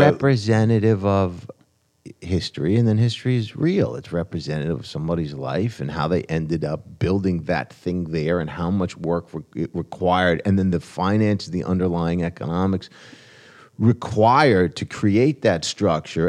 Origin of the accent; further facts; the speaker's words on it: New Jersey, United States; now in New York City, United States; I grew up in Jersey